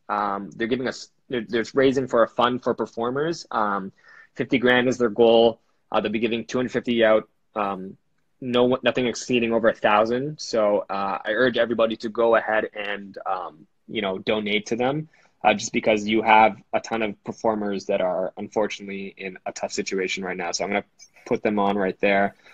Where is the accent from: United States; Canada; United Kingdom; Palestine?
Canada; we're Canadian guys